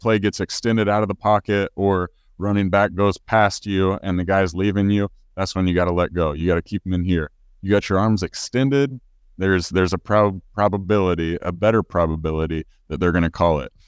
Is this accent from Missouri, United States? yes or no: yes; Missouri, United States; I'm from the Show Me State.